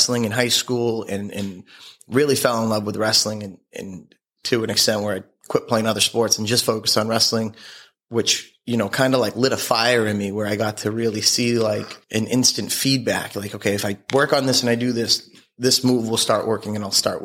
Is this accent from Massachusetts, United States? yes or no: yes; Abington, Massachusetts, United States; moved away as an adult; also born or lived in Denver, Colorado; I grew up in Abington, South Shore of Boston.